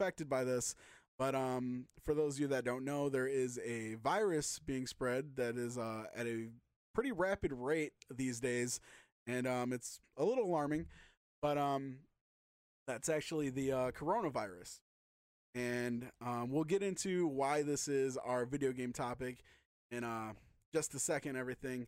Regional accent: Michigan, United States; We're from Michigan.

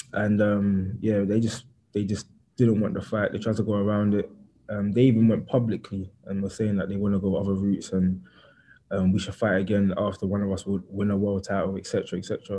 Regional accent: London, United Kingdom; I grew up in East London and I grew up a certain type of way

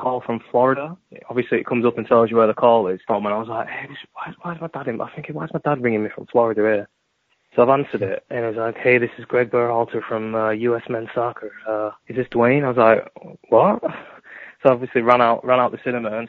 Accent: Yorkshire and the Humber, United Kingdom; also born or lived in United States; I was raised in Yorkshire

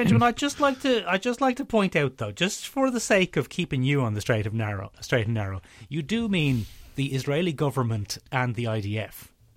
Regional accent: Ireland; we're in a weird position being Irish pop cultural commentators

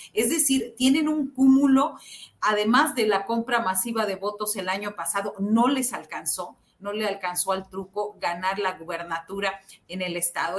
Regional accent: Xicoténcatl, Tamaulipas, Mexico; somos los dos de Jicotenca, Tamaulipas

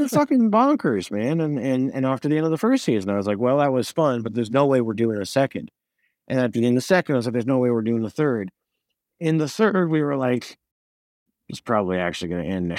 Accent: Montreal, Quebec, Canada; I was from Montreal

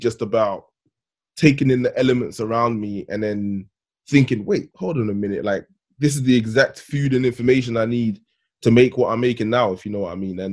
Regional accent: London, United Kingdom; also born or lived in Ghana; I grew up in Thamesmead, which is basically Nigeria, and I'm from Ghana

